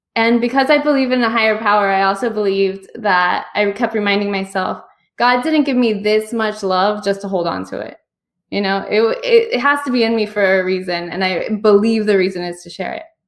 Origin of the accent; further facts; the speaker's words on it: United States; my background is I'm Cuban American, um, first person born in this country